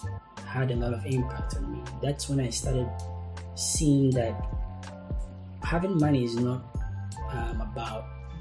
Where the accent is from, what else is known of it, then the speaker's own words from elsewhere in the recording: Ghana; my mom is a Filipino, I'm a Ghanaian